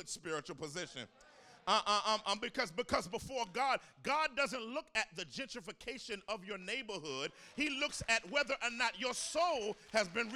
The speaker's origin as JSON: {"language": "English", "town": "Washington", "region": "District of Columbia", "country": "United States", "tie": "born or raised there", "moved": "yes", "lives_now": "Philadelphia, United States", "said": "I'm from Washington, D.C., born and bred"}